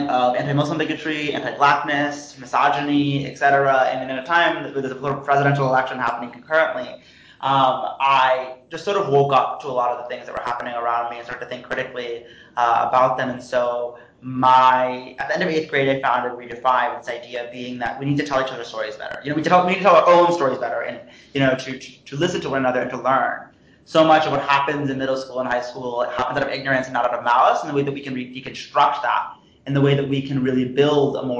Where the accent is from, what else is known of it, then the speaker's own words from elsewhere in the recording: Princeton, New Jersey, United States; being from Princeton, New Jersey